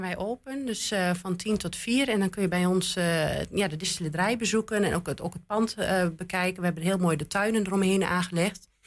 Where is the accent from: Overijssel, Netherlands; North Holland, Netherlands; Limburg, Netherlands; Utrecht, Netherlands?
Overijssel, Netherlands; Twente; accent: Twents; Mijn Twents is wel goed